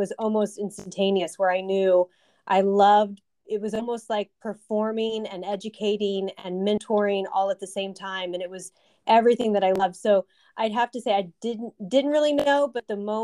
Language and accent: English; San Antonio, Texas, United States; moved away as an adult; also born or lived in Alabama; I am from San Antonio, Texas